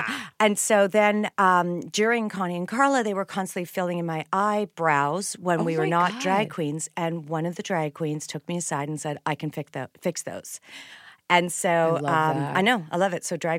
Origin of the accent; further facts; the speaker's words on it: Winnipeg, Manitoba, Canada; I am. I'm Canadian and a middle child, which is why we are annoyingly nice.